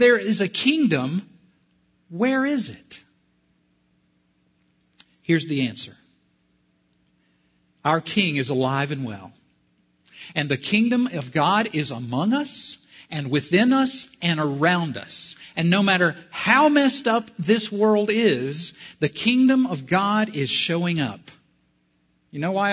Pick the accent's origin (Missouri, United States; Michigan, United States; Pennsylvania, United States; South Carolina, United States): South Carolina, United States; I'm from South Carolina